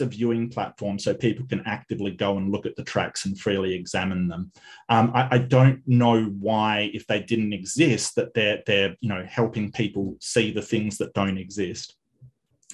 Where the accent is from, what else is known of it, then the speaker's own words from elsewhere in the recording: Western Australia, Australia; my home state up north in Broome